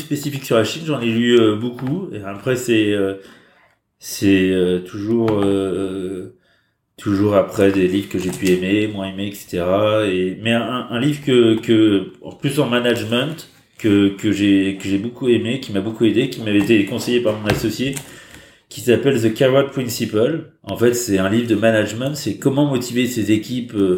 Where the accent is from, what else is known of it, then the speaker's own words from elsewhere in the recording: France; now in China; en tant que Français